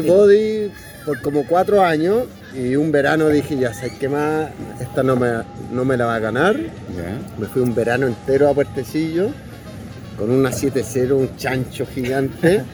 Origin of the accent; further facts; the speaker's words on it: Chile; also born or lived in Australia; nací en Australia y llegué a los 10 años a Chile